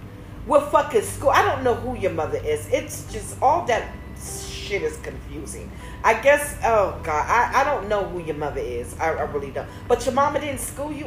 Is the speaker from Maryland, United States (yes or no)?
yes; Maryland, United States; I'm from Maryland.